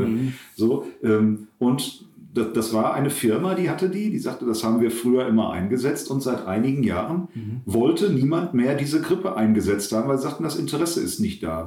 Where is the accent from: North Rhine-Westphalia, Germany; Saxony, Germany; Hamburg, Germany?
North Rhine-Westphalia, Germany; Herne; moved away as an adult; also born or lived in Eidinghausen; now in Bad Oeynhausen, Germany; ich komme aus Wanne-Eickel